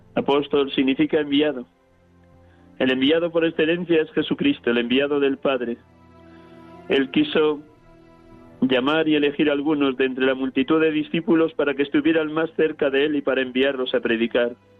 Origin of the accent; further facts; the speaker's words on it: Riaza, Castile and León, Spain; moved away; desde mi pueblo natal, Riaza, Segovia